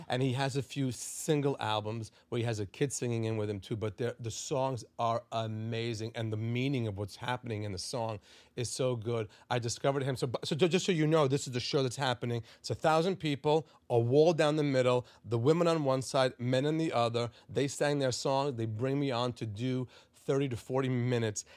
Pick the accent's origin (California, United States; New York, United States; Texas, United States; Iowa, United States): New York, United States; Five Towns; also born or lived in Israel; I was born in Israel. I grew up in, in the five towns